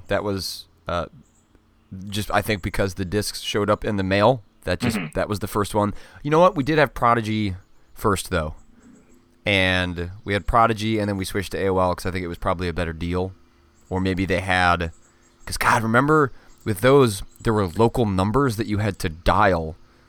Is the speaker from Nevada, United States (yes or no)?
no; Wisconsin, United States; born there; No, I was born in Wisconsin.